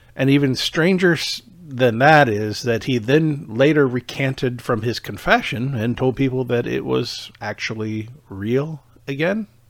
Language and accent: English; Michigan, United States; moved away as an adult; also born or lived in Iowa; now in Overland Park, Kansas, United States; I was originally from Michigan